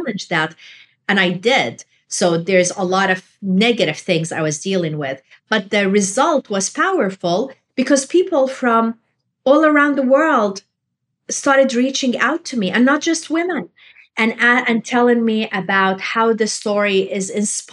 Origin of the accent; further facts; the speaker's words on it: Jordan; moved away; I was raised in Jordan